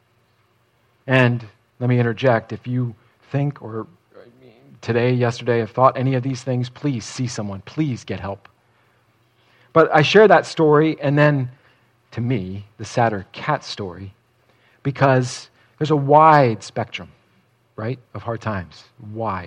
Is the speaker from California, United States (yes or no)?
no; New Jersey, United States; I grew up in Central Jersey